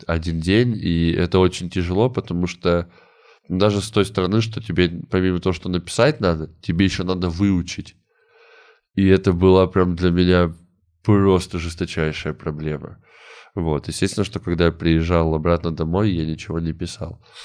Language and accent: Russian; Komsomolsk-on-Amur, Khabarovsk Krai, Russia; moved away; also born or lived in Saint Petersburg; мы не из Хабаровска, мы там из другого города, из комсомольска на муре